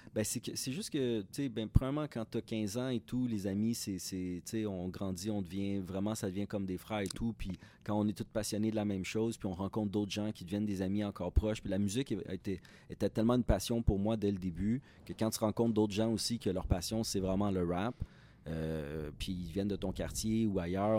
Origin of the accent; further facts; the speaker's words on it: Repentigny, Quebec, Canada; also born or lived in Montreal; Moi, dans ce temps-là, j'habitais à Repentigny.